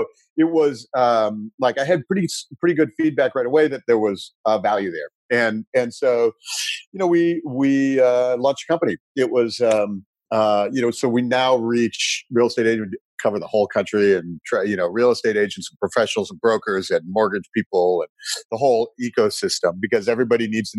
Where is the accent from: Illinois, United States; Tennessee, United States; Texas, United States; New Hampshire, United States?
Illinois, United States; Chicago; moved away as an adult; also born or lived in Silicon Valley; I grew up in Chicago and went to school out west